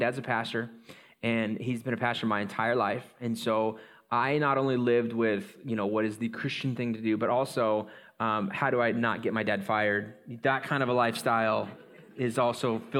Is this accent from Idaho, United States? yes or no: yes; Coeur d'Alene, Idaho, United States; I grew up in North Idaho, Coeur d'Alene